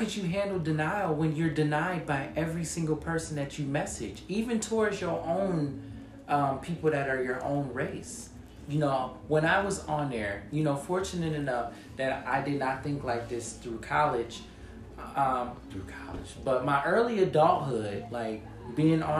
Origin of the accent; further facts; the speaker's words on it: United States; I'm American